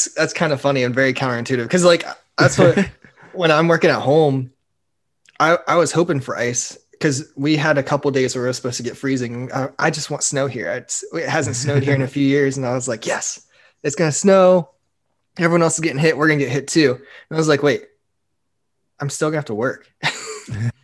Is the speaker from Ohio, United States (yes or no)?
yes; Bluffton, Ohio, United States; moved away; Trevor and I grew up together in Bluffton, Ohio